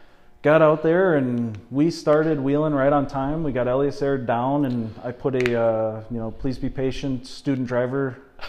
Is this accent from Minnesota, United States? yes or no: yes; Lake City, Minnesota, United States; I'm down in Lake City.